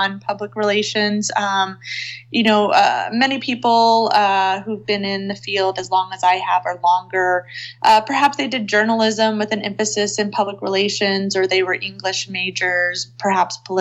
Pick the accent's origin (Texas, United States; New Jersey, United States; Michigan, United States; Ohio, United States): Texas, United States; now in Seattle, United States; I live in Seattle now, but I was born and raised in Texas